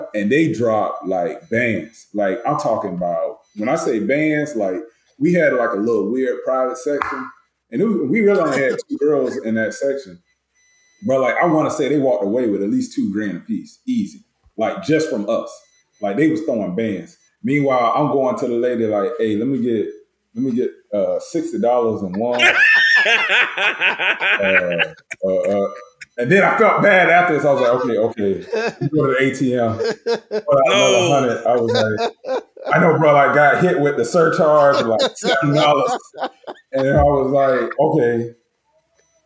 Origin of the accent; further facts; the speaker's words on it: Tampa, Florida, United States; growing up in Tampa